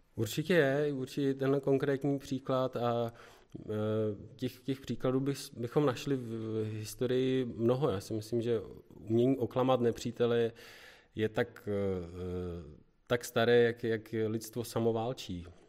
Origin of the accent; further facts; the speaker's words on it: Děčín, Ústí nad Labem Region, Czechia; Pocházíme e, z Děčína, z Ústeckého kraje